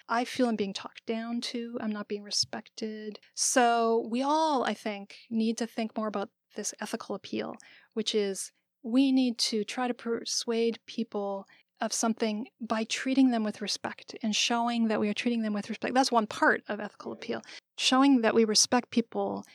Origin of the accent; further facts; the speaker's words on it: Canada; now in United States; I was born and raised in Canada